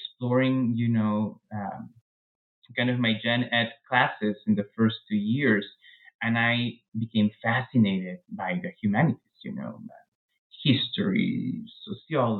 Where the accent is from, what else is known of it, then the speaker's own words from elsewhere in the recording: Peru; moved away as an adult; now in United States; I was born in Peru, raised in Peru, and I really stayed in Peru until I was 26 or so when I came to the U.S. for grad school